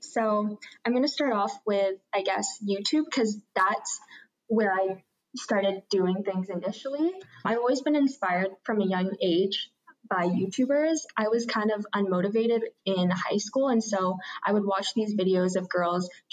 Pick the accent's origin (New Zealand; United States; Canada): Canada; Vancouver, British Columbia; also born or lived in Toronto; I grew up in Vancouver